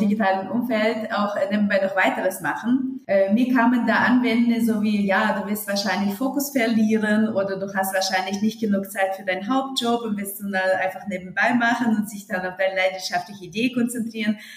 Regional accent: Uzbekistan; German is a second language; moved away as an adult; also born or lived in Hesse, Germany; now in Germany; ich komme aus Musikerfamilie und ursprünglich aus Usbekistan.

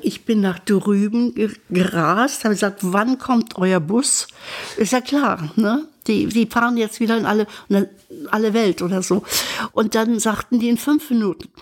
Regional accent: Berka, Thuringia, Germany; moved away; ich kam aus diesem Dorf Berka, die in Sondershausen war fünf Kilometer entfernt

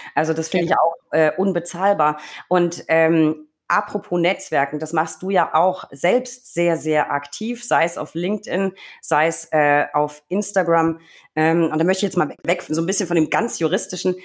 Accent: Franconia, Bavaria, Germany; bei uns in Franken

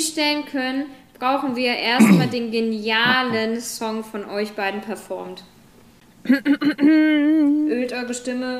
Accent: Germany; moved away; also born or lived in New Zealand; wir sind auch beide jetzt nicht auf dem kompletten Dorf, beispielsweise aufgewachsen in Deutschland

